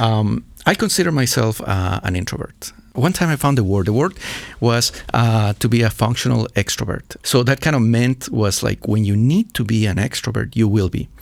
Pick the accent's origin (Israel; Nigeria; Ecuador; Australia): Ecuador; also born or lived in Pittsburgh, Pennsylvania, United States; now in Bratislava, Slovakia; I'm from Ecuador, but I'm from the mountainous area